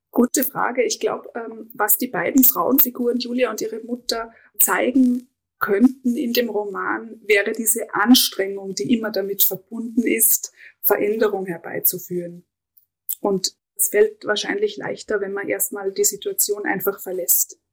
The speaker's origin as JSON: {"language": "German", "area": "Innergebirg", "region": "Salzburg", "country": "Austria", "moved": "as an adult", "said": "ich kam aus dem tiefsten Innergebirg"}